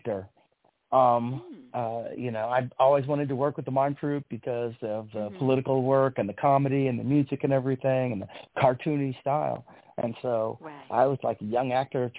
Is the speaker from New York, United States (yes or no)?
no; San Francisco, California, United States; I was a little kid, and I grew up all over San Francisco.